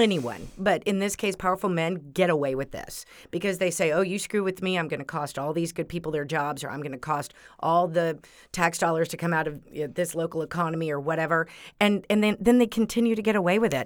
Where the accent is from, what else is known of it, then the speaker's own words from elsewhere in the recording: Texas, United States; I'm from Texas